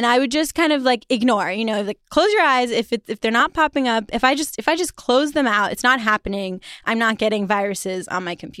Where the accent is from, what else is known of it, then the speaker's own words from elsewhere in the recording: China; To give you some context, I grew up partially in China.